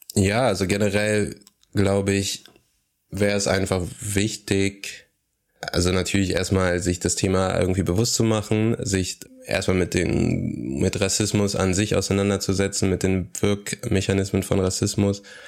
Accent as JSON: {"language": "German", "town": "Aachen", "region": "North Rhine-Westphalia", "country": "Germany"}